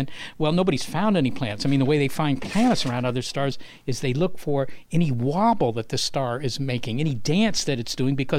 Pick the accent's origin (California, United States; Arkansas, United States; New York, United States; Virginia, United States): Virginia, United States; Well, it's mainly stuff from growing up in Virginia, plus some grad school and astronomy stuff.